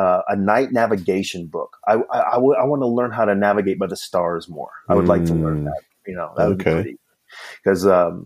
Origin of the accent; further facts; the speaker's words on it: Kentucky, United States; I grew up in Kentucky